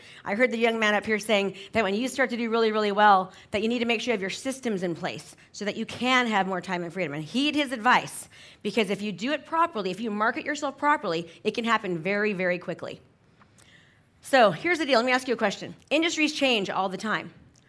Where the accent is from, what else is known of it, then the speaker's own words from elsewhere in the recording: San Francisco, California, United States; I'm from San Francisco. So you used to need a travel agent to go from San Francisco to LA.